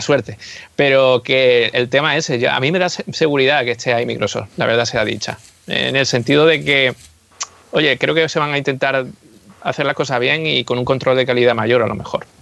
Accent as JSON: {"language": "Spanish", "country": "Spain", "first_language": "Spanish", "said": "los que somos de España"}